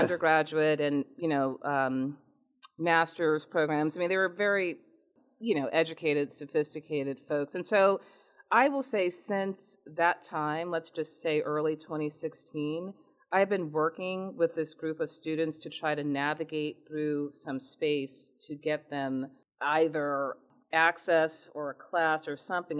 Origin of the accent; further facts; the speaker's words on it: Newton, Massachusetts, United States; also born or lived in Richmond, Virginia / Louisiana / New Jersey; I grew up in Newton, Massachusetts